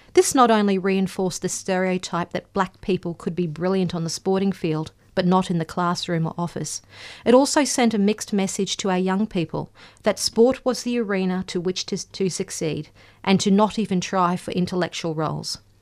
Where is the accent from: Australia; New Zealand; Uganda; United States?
Australia; Gympie, Queensland; I grew up in Gympie, not far from Cherbourg, so predominantly White Town